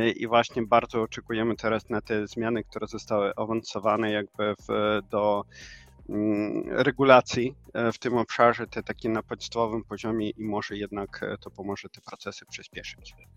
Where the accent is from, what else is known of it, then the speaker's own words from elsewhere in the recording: Ukraine; Polish is a second language; moved away as an adult; also born or lived in Silesia; now in Łódź, Poland; ja właśnie pochodzę z Ukrainy. Ponad 5 lat szczęśliwie mieszkamy tutaj z rodziną w Polsce